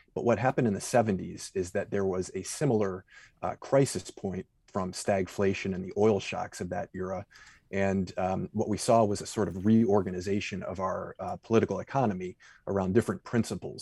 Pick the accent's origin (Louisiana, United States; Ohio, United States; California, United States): Ohio, United States; Cleveland; I grew up in Cleveland, which is sort of the anchorage of the Midwest